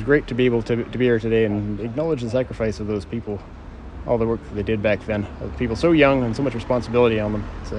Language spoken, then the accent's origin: English; Canada; moved away as an adult; now in Bristol, United Kingdom; I come from Bristol. I'm stationed with the Military Aviation Authority in Bristol right now on a three-year exchange from Canada.